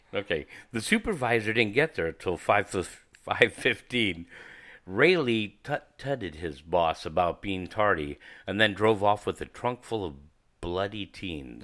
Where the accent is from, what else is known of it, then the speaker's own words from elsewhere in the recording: San Bruno, California, United States; I'm from San Fran, uh, actually from San Bruno, California. And, uh, the peninsula is my, um, stomping grounds